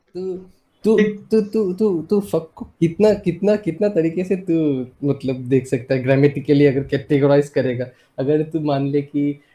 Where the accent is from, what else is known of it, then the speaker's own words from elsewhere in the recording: Assam, India; moved away as an adult; also born or lived in Odisha; मैं हूँ आसाम से